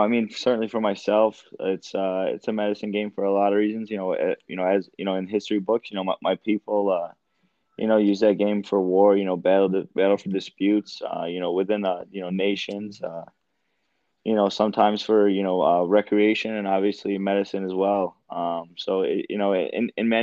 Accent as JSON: {"language": "English", "area": "Tonawanda Seneca Reservation, near Buffalo", "region": "New York", "country": "United States", "said": "I'm from the Seneca Reservation. It's near Buffalo. It's called Tonawanda, but it's a small one out there."}